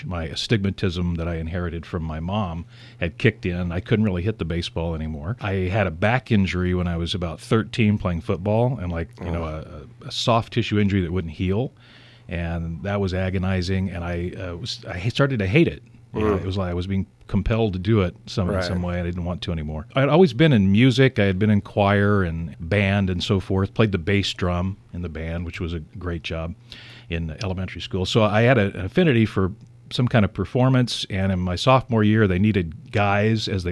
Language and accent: English; Joplin, Missouri, United States; I grew up in Joplin, Missouri, in the Ozarks.